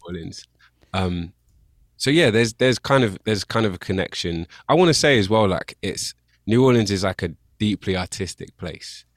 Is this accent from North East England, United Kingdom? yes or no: no; Bristol, South West England, United Kingdom; accent: English; I grew up in Bristol.